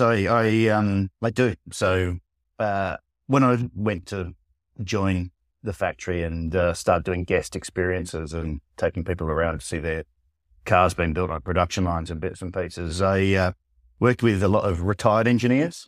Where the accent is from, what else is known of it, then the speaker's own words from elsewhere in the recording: Australia; moved away; I'm Australian originally